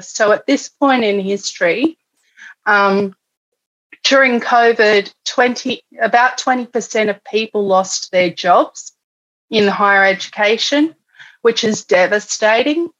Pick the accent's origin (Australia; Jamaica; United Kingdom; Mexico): Australia; Canberra, Australian Capital Territory; also born or lived in Alice Springs, Australia; now in Melbourne, Australia; I was born in Canberra